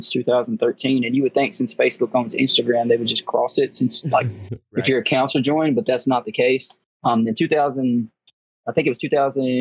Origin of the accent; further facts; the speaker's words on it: Dyersburg, Tennessee, United States; also born or lived in Florida; I did grow up in a small town. I'm actually from West Tennessee. It's called Dyersburg, or Dyer County. That's where I grew up